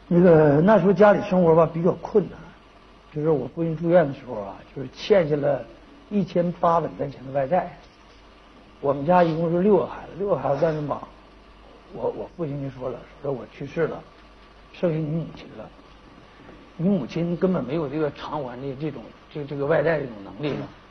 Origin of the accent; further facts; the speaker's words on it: Sanchahe, China; moved away; also born or lived in Liaoning; 我们家乡那边那个镇子